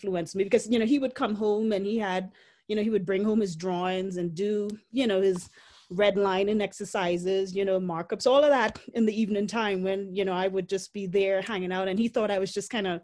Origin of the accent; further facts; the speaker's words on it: Port of Spain, Trinidad & Tobago; also born or lived in South Dakota; now in Denver, United States; growing up in Port of Spain